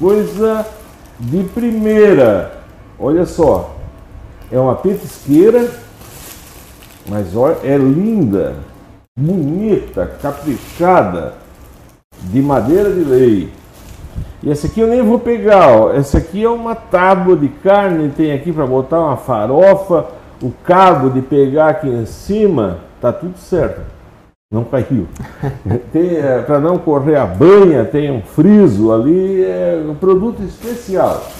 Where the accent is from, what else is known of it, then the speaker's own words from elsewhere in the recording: Orleans, Santa Catarina, Brazil; born there; Eu nasci aqui em Orleans mesmo.